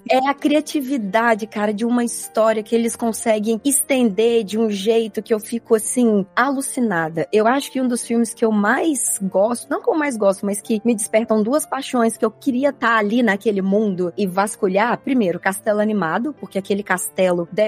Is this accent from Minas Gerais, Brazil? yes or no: yes; Minas Gerais, Brazil; eu sou mineira.